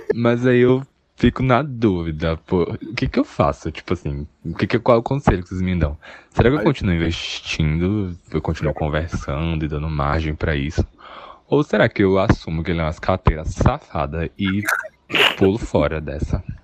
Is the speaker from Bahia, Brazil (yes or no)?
yes; Salvador, Bahia, Brazil; eu sou de Salvador